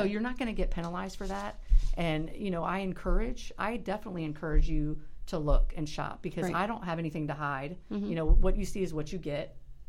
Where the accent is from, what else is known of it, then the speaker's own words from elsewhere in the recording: Melbourne, Florida, United States; I am a Melbourneite, born and raised in Brevard County. And I do say Melbourne-ing.